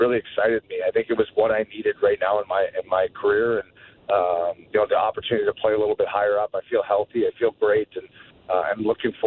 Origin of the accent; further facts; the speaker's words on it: Sudbury, Ontario, Canada; my hometown of Sudbury